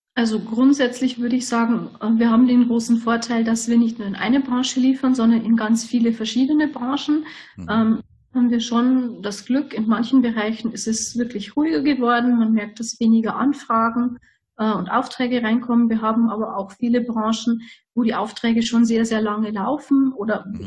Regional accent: Lower Bavaria, Germany; Ich komme aus ganz aus dem Südosten von Deutschland. Also wir sind Niederbayern

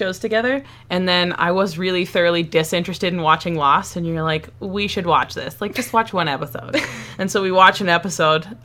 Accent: Red Deer, Alberta, Canada; now in Canmore, Canada; I currently live in Canmore, but I was definitely born and raised in Red Deer

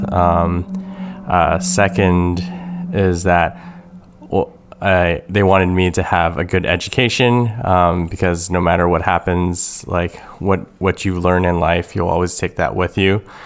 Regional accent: Toronto, Ontario, Canada; moved away as an adult; I was born and raised in Toronto, Canada.

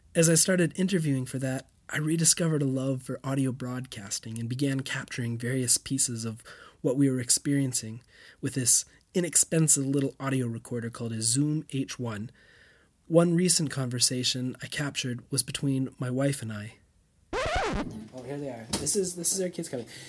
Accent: Canada; moved away as an adult; also born or lived in Europe; As a kid growing up in Canada, castles and old towns were the things of stories, not our normal

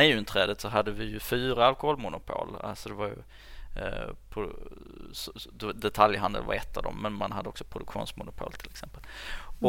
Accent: Höör, Skåne, Sweden; jag är ju uppväxt i Hör som ligger liksom mitt ja. i Skåne

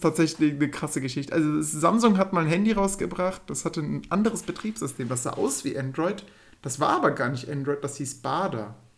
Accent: Würm, Germany; moved away; Bin dann nach Hause gefahren, also in meine Geburtsstadt, also da, wo ich groß geworden bin. Ja, in, nach Würm, das wisst ihr ja. Ich oh, ähm, bin ja ein Würmer.

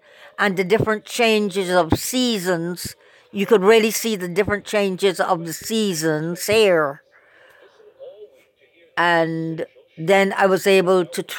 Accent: Barbados; now in United States; I also realized that they still had prejudice in the South. We had never experienced anything like that in Barbados.

